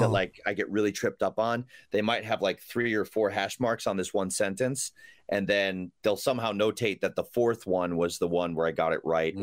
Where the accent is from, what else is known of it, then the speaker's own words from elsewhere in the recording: Rochester, New York, United States; also born or lived in Chelsea, New York City; now in New York City, United States; I originally from Rochester, New York